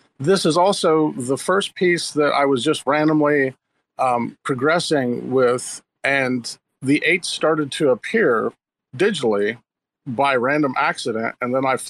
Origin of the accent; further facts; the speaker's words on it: Missouri, United States; I'm an artist from Missouri.